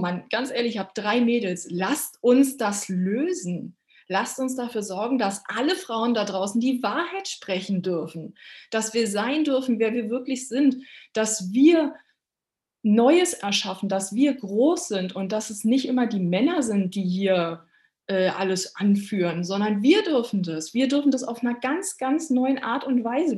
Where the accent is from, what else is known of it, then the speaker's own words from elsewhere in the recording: Berlin, Germany; moved away; Ich bin ja äh, Berliner Stadtgöre